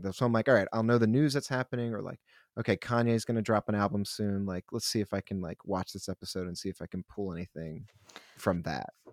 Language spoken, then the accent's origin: English; Philadelphia, Pennsylvania, United States; now in New York, United States; I'm from Philly